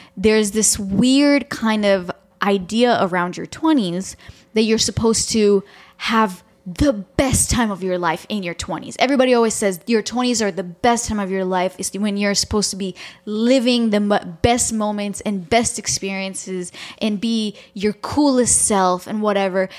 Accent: Toronto, Ontario, Canada; moved away; I grew up in Toronto, I was there for a long time

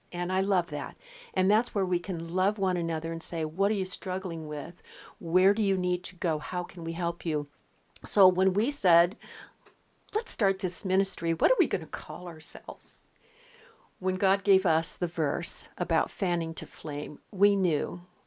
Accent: West Coast, United States; moved away; I come from the West Coast

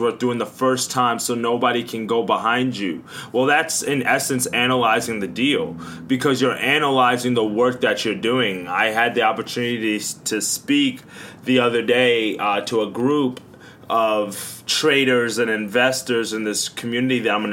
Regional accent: Long Island, New York, United States; growing up in Long Island, New York

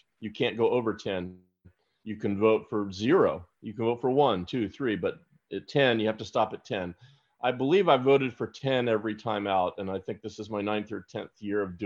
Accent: Tampa, Florida, United States; I grew up in Tampa

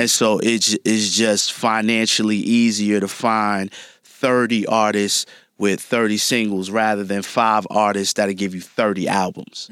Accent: New York City, New York, United States; growing up in Brooklyn

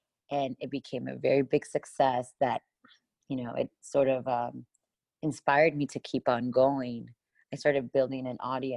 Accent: Miami, Florida, United States; moved away as an adult; now in Los Angeles, United States; I grew up in Miami, Florida

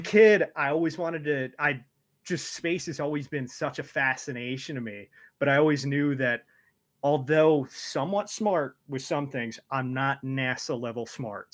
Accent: Detroit, Michigan, United States; also born or lived in Toledo, Ohio; my family moved up here so long ago

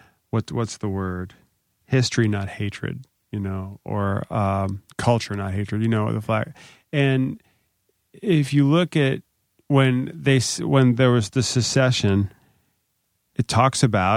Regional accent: Charlotte, North Carolina, United States; I'm from Charlotte. I'm a redneck.

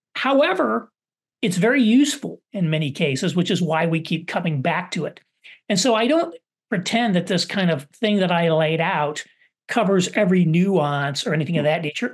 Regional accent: Southern Indiana, United States; where I grew up in Southern Indiana

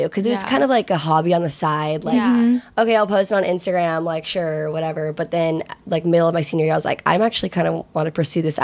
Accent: Virginia, United States; moved away as an adult; now in Los Angeles, United States; I'm originally from Virginia, but I came to USC in LA on a lacrosse scholarship

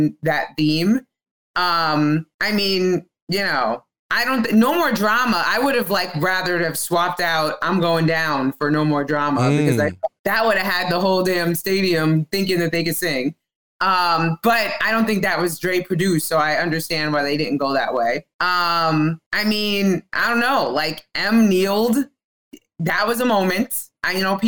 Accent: East Coast, United States; I'm from the East Coast

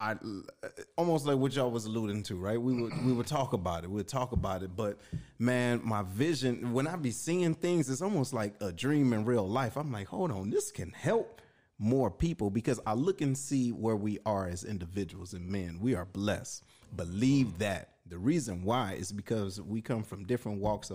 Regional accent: Detroit, Michigan, United States; now in St. Louis, United States; me being from Detroit, I'm not from the Lou

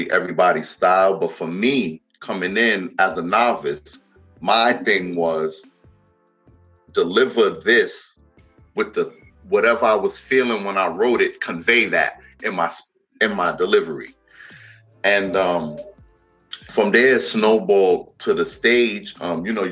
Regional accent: New York City, New York, United States; me growing up in the Bronx

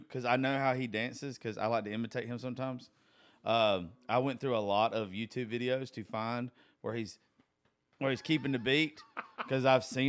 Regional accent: the South, United States; I'm from the South.

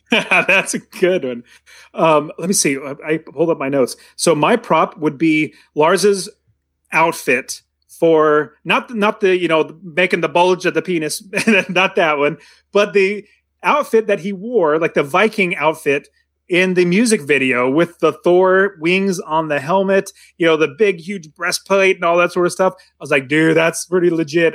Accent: United States; growing up in America, you obviously know American culture

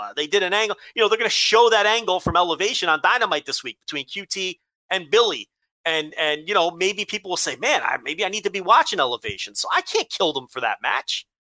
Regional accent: Melbourne, Victoria, Australia; I am from Melbourne. I tried to be exotic with the Brisbane.

